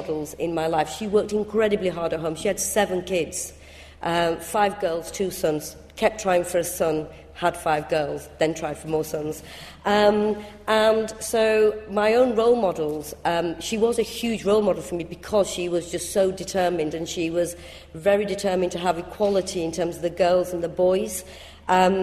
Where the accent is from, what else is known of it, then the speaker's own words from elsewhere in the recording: Bradford, Yorkshire and the Humber, United Kingdom; accent: northern; English is a second language; I'm from Bradford, as you can probably tell by my quite strong northern accent